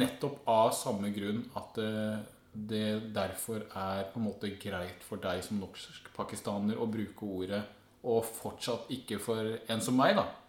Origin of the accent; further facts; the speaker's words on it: Skien, Telemark, Norway; now in Oslo, Norway; Jeg er jo en bygdegutt fra Skien som har forvilla meg inn i Oslo.